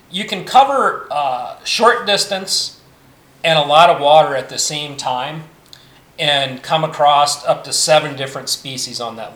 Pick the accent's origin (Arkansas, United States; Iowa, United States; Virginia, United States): Iowa, United States; So so I'm originally an Iowan